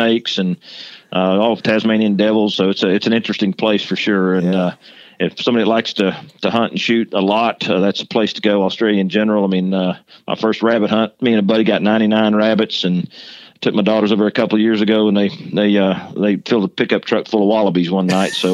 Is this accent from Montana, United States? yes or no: no; Texas, United States; moved away as an adult; also born or lived in Georgia; I came from Texas.